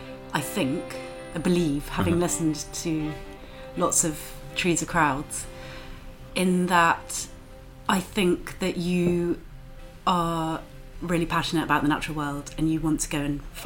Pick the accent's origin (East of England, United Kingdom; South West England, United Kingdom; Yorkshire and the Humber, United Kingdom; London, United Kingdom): South West England, United Kingdom; Yeovil; Near Yeovil.